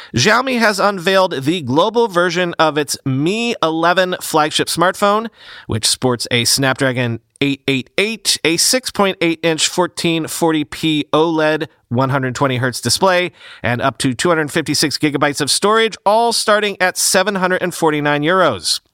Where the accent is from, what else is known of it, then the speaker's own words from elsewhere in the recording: United States; as an American